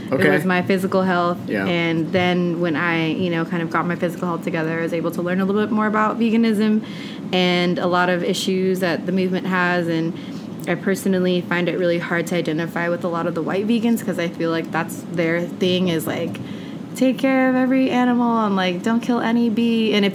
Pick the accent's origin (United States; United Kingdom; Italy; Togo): United States; Modesto, California; I grew up in California. {S2} Which part of California you {S1} grew up in? {S2} Grew up {S1} in the Central Valley. What? CB. Modesto. 209.